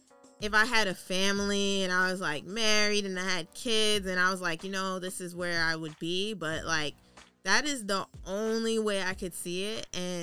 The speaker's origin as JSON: {"language": "English", "town": "New York City", "region": "New York", "country": "United States", "also_born_or_lived": "Iowa", "said": "I'm from Brooklyn. I'm from like a city that's rough."}